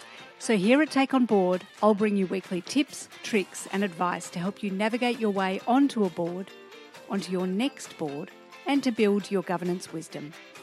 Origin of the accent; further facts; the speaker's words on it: Diamond Creek, Victoria, Australia; I grew up in Diamond Creek and we're on this bush block